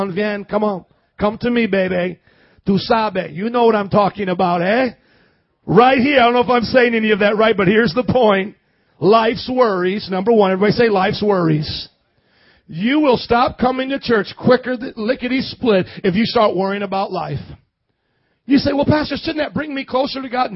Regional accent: Indiana, United States; moved away; I grew up in Indiana

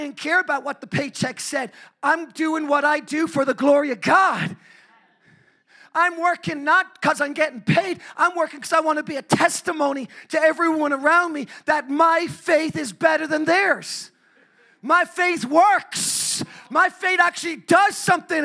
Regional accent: Ireland; I'm an Irishman

